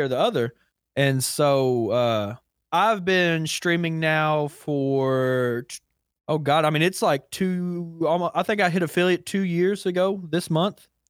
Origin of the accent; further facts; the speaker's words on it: Kentucky, United States; I'm also from Kentucky